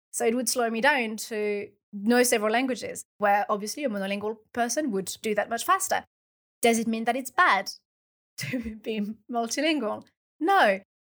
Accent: France; first language French; English is a second language; moved away; my first language is French because I'm French and I was born in France

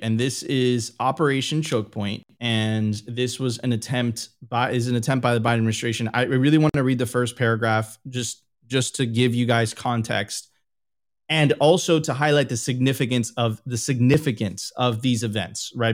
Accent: United States; being an American

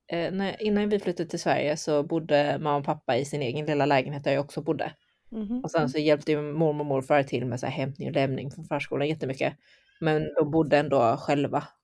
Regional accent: China; born there; När era föräldrar bodde i Kina, eller jag föddes i Kina så när vi bodde i Kina

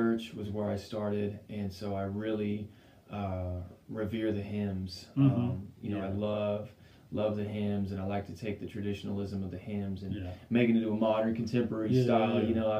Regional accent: Longview, Texas, United States; also born or lived in Whittier, California / Euless, Texas; From there, Longview. So I was around 5 years old in Longview.

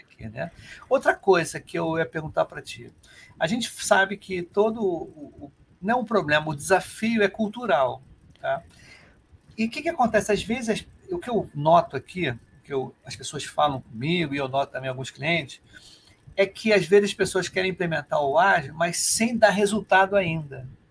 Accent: Rio de Janeiro, Brazil

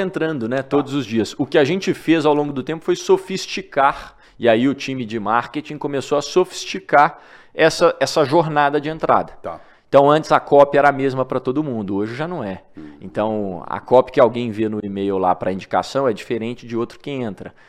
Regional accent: Divinópolis, Minas Gerais, Brazil; moved away as an adult; now in São Paulo, Brazil; sou de Divinópolis, Minas Gerais, e me mudei para São Paulo quando comecei esse projeto

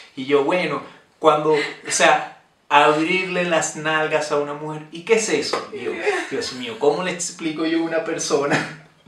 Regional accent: Venezuela; moved away; yo soy de Venezuela

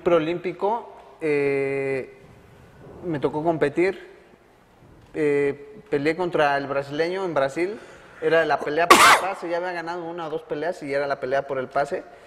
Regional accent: Mexico; como mexicanos

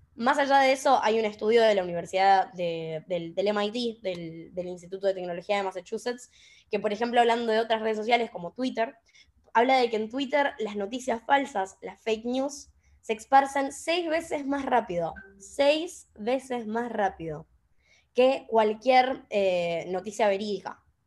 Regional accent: Chaco, Argentina; moved away as an adult; now in Buenos Aires, Argentina; yo soy de Chaco, no soy de Buenos Aires, por más que ahora vivo acá.

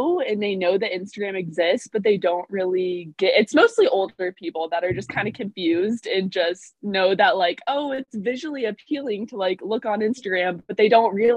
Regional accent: Indianapolis, Indiana, United States; I'm from Indianapolis

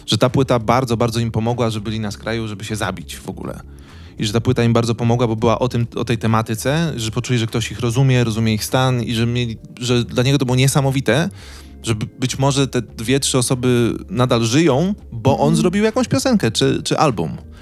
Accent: Wołomin, Masovian Voivodeship, Poland; ja pochodzę z e, małego miasteczka pod Warszawą

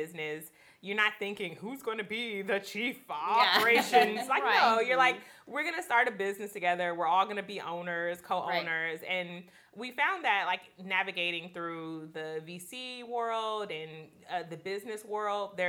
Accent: Gardena, California, United States; now in Los Angeles, United States; I'm from Gardena, closer to the Inglewood area.

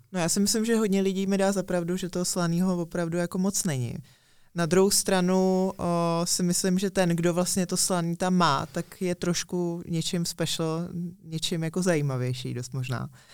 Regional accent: Czechia

